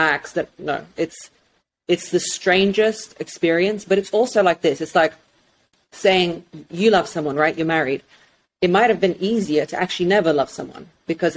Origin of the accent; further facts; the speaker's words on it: England, United Kingdom; also born or lived in Russia; from 5 years old, I grew up in England, and I'm very, very British